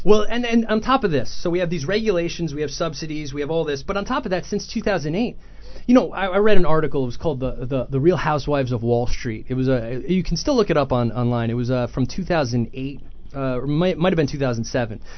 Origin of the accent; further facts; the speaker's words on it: Ramsey, New Jersey, United States; also born or lived in Sussex County, New Jersey / Virginia; I grew up in Ramsey